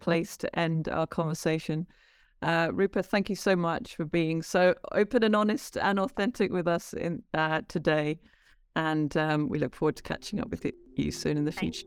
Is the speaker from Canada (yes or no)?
no; England, United Kingdom; also born or lived in India; I grew up in England